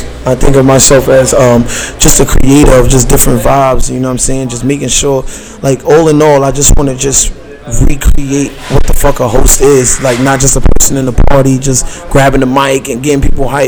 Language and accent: English; New York City, New York, United States; I'm from downtown Brooklyn. I'm from Fort Greene